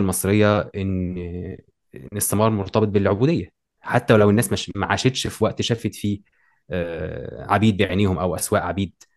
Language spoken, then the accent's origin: Arabic; Egypt; عندنا في مصر